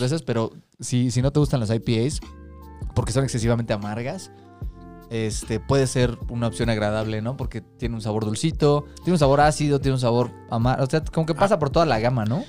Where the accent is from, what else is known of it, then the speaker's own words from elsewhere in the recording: Chilango, Mexico City, Mexico; Somos tres amigos chilangos